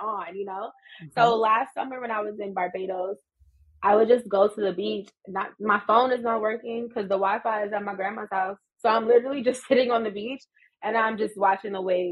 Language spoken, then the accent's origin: English; New York, United States; we grew up in New York